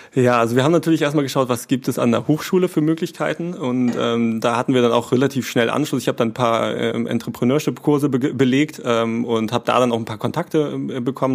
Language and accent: German; Kappeln, Schleswig-Holstein, Germany; also born or lived in Kiel; now in Flensburg, Germany; ich bin in Kappeln geboren tatsächlich, ähm, habe in Kiel studiert, also bin auch nicht so weit gekommen, ähm, bin immer treu geblieben äh, in Schleswig-Holstein